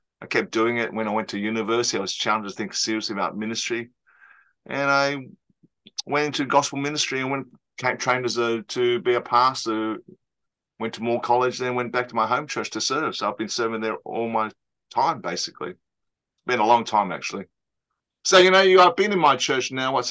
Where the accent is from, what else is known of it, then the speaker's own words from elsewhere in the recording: Australia; I'm Australian-born Chinese